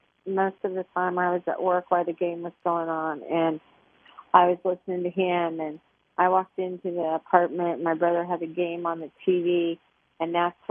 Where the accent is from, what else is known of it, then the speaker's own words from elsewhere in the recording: Southwest Kansas, United States; now in Texas, United States; I grew up in Southwest Kansas